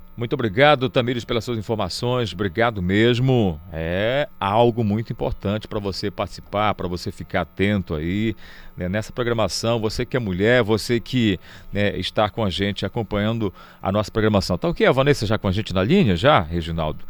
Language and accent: Portuguese; Belém, Pará, Brazil; Aqui mesmo em Belém, né? A gente tem um sotaque diferente